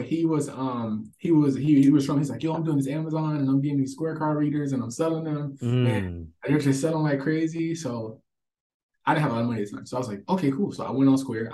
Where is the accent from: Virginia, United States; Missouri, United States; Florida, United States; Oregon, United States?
Florida, United States; St. Petersburg; moved away; also born or lived in Georgia; I'm originally from St. Petersburg, Florida, starting out there, not the part that people vacation